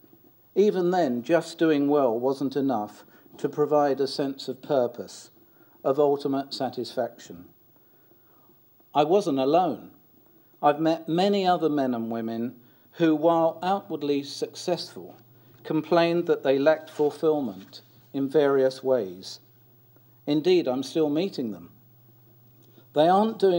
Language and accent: English; London, United Kingdom; I was born in South London of working class parents and grew up in a council flat